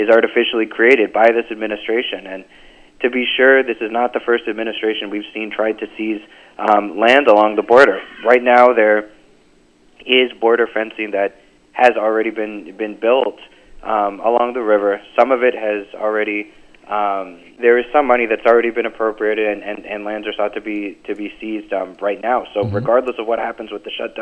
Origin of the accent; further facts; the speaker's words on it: McAllen, Texas, United States; I grew up in the Rio Grande Valley. I was born and raised in McAllen